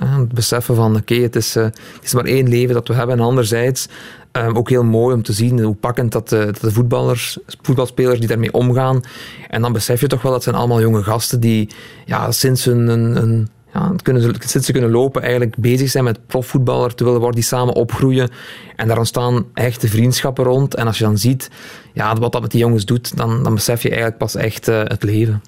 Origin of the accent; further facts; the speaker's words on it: Limburg, Flanders, Belgium; ik ben een Limburger